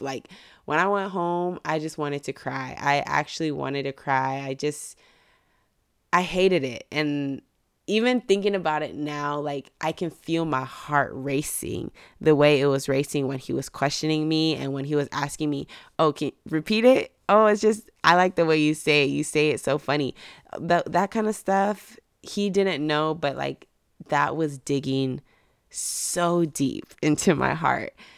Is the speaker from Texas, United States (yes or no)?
yes; Mission, Texas, United States; moved away as an adult; also born or lived in Dallas, Texas; I'm from Mission, Texas